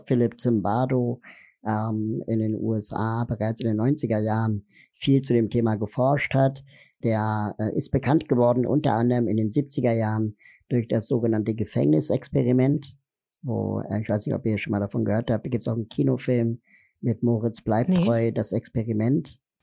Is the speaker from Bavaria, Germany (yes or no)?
no; Berlin, Germany; Ich komme aus Berlin, bin 40 Jahre alt